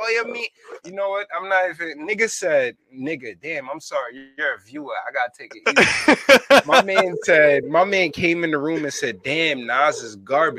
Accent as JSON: {"language": "English", "region": "New York", "country": "United States", "said": "I'm from Uptown Bronx"}